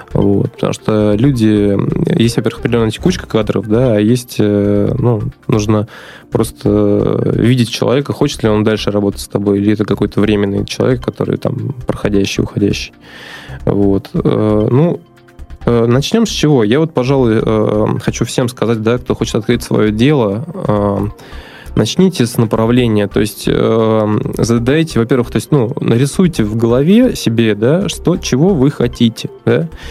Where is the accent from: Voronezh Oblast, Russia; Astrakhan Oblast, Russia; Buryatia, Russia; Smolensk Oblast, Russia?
Astrakhan Oblast, Russia; Astrakhan; moved away as an adult; also born or lived in Moscow; now in Saint Petersburg, Russia; вообще я родился на юге, в Астрахани